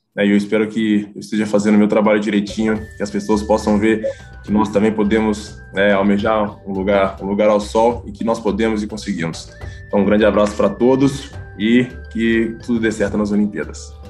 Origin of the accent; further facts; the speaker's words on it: Contagem, Minas Gerais, Brazil; moved away as an adult; now in Italy; lá da minha cidade, em Contagem, Belo Horizonte